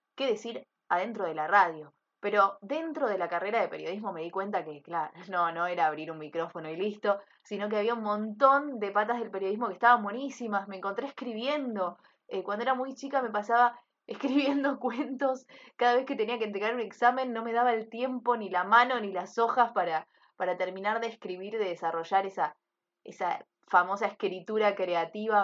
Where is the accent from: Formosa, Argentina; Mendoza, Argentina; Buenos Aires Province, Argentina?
Buenos Aires Province, Argentina; Monte Grande; yo soy de Monte Grande